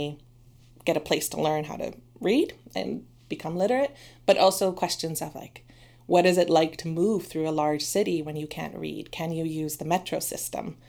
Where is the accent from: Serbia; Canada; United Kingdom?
Canada; moved away as an adult; also born or lived in Toronto; now in Sweden; I'm originally from Canada